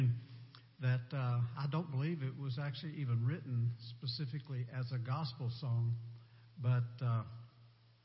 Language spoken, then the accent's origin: English; Salem, Virginia, United States; we're from Salem, Virginia